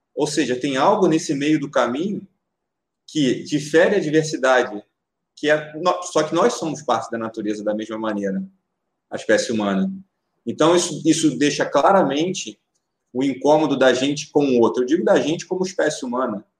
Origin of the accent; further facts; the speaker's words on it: Rio de Janeiro, Brazil; Sou nascido em Madureira, sou nascido em Madureira, com muito boa, orgulho